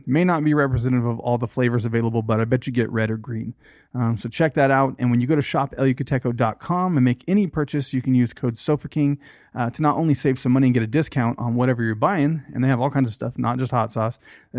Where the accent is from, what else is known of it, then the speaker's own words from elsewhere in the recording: United States; We're American.